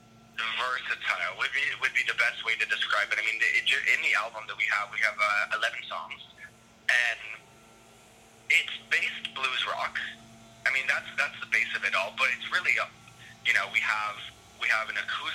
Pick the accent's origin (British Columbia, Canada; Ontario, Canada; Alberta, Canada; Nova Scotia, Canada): Ontario, Canada; Toronto; moved away; I'm from Toronto, Canada